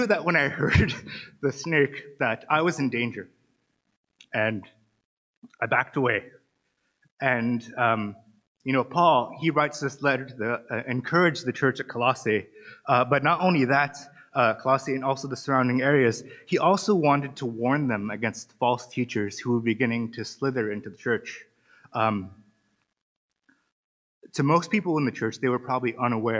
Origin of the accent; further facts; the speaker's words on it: Antelope Valley, California, United States; now in Cork, Ireland; I'm American. For those of you who don't know, I'm from California. I'm actually from Los Angeles, but I usually say Los Angeles, but it's a little bit over the hills north of Los Angeles in an area called the Antelope Valley